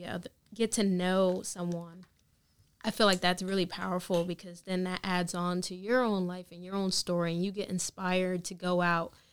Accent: New York, United States; growing up in New York, like it's a totally

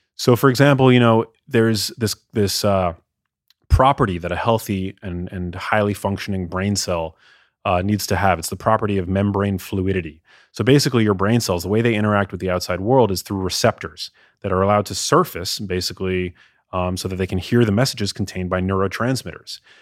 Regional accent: New York, United States; also born or lived in Los Angeles; as a kid growing up in New York

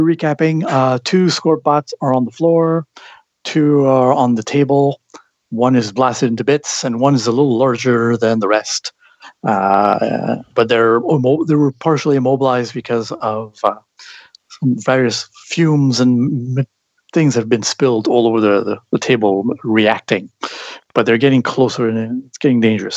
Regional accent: Canada; I'm Canadian

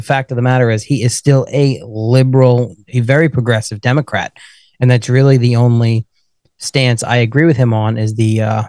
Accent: New York, United States; being a New Yorker that I am

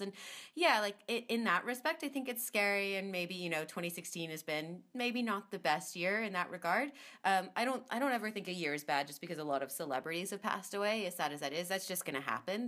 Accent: United States

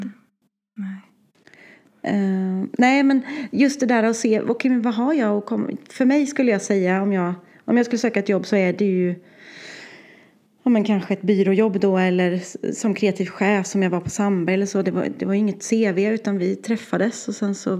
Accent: Värmland, Sweden

